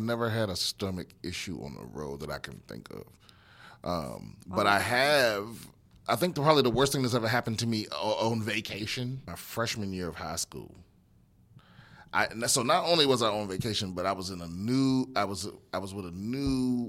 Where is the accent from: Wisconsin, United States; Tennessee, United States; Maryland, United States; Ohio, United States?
Maryland, United States; yeah, Maryland.